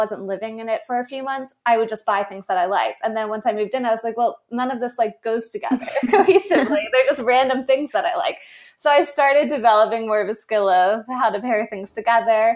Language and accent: English; the North, United States; I am a Northerner